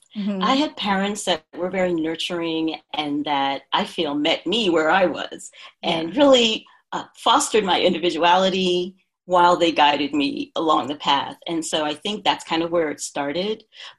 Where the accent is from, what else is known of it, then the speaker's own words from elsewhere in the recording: New York, United States; also born or lived in Philadelphia / New Jersey; now in California, United States; I'm from the East Coast originally, born in New York, and lived a couple of places up and down the coast. I lived in Philadelphia, New Jersey, and then in 2015, relocated to the West Coast.